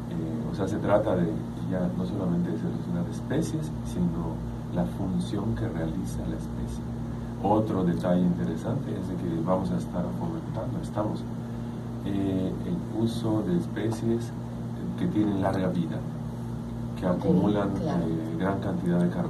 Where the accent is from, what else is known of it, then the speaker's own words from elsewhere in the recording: Yucatán, Mexico; las especies significativas para nosotros como yucatecos